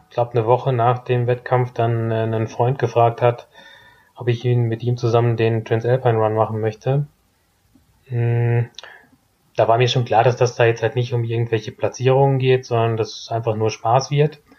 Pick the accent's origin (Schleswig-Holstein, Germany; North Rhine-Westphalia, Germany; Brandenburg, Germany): North Rhine-Westphalia, Germany; Herford; in Elverdissen oder Herford, also kleines Dorf daneben.